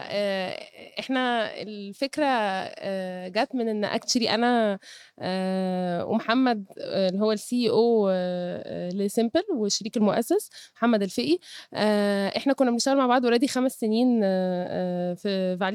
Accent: Cairo, Cairo Governorate, Egypt; born there; عندي 32 سنة اتولدت في القاهرة درست في الجامعة الأمريكية

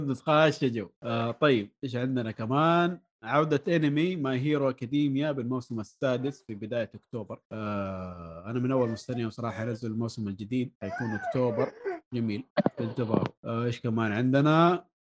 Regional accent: Saudi Arabia; عندنا في السعوديه

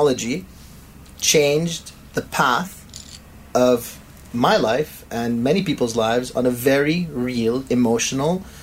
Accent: Montreal, Quebec, Canada; now in Dubai, United Arab Emirates; after 1997, I was growing up in Montreal.

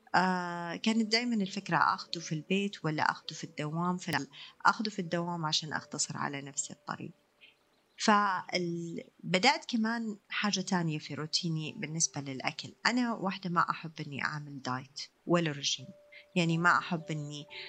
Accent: Riyadh, Riyadh Province, Saudi Arabia; عندنا في الرياض

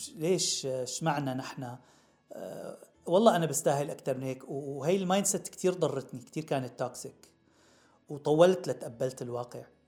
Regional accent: Damascus, Damascus Governorate, Syria; moved away as an adult; now in United States; من صغرنا الواحد بيندعك بالشام وبيشتغل بالصيف

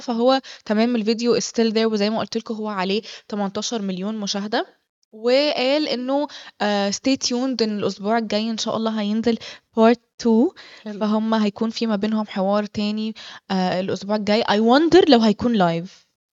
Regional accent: Egypt; احنا مصريين

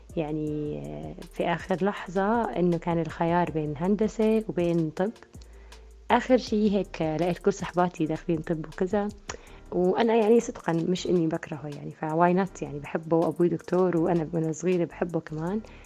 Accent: Jordan; also born or lived in Switzerland / Austria; رجعت على الأردن

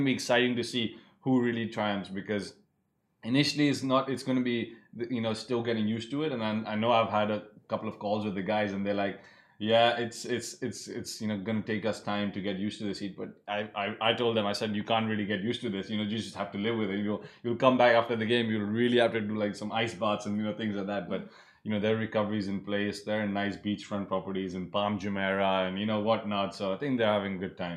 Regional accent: Delhi, India; now in United Arab Emirates; I'm from Delhi

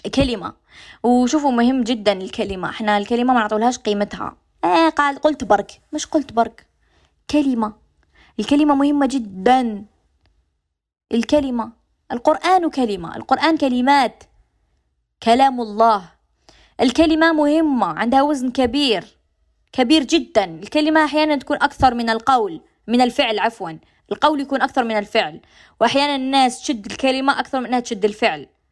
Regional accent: Algeria; accent: Algerian dialect; لهجتنا الجزائريه

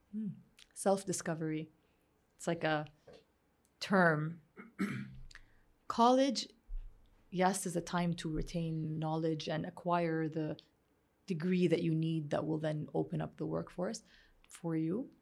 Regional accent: Saudi Arabia; growing up in Saudi Arabia

